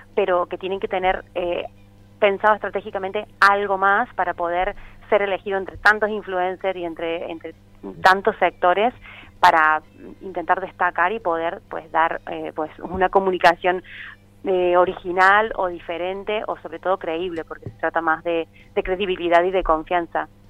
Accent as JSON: {"language": "Spanish", "country": "Argentina", "moved": "as an adult", "lives_now": "Barcelona, Spain", "said": "yo soy una argentina que lleva 14 años aquí en Barcelona"}